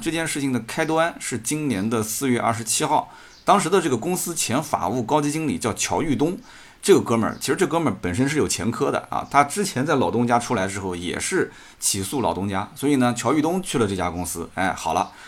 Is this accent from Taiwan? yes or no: no; Jiangsu, China; 作为一个江苏人也挺自豪